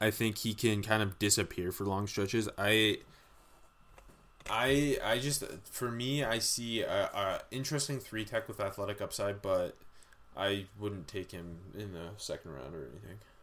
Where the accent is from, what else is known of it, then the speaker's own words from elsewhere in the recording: Canada; we are Canadian